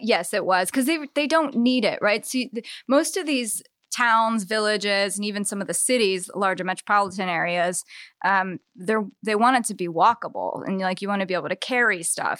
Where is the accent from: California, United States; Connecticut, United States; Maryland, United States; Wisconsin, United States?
Maryland, United States; Eastern Shore; also born or lived in Annapolis; now in Baltimore, United States; grandparents had a farm on the eastern shore and I spent much of my childhood there